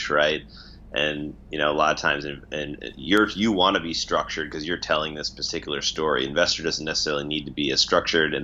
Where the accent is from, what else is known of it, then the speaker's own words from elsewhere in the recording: Minnesota, United States; moved away as an adult; now in San Francisco, United States; growing up in Minnesota, working in that sort of business environment.